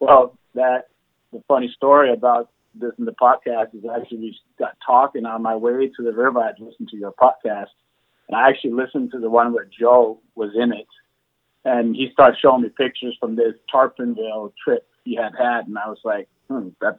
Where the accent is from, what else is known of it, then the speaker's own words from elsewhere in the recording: just outside Copenhagen, Capital Region of Denmark, Denmark; moved away; I grew up in just outside Copenhagen, Denmark, so over in Europe